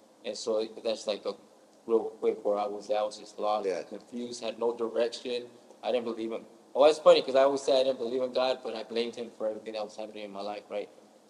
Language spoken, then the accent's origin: English; Stockton, California, United States; I'm from Lifestyle. I grew up in Stockton, California.